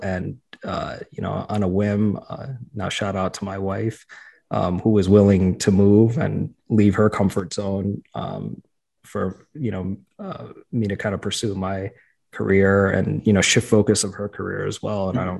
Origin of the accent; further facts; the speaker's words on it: New York, United States; accent: New York; My family tells me that I've lost my New York accent.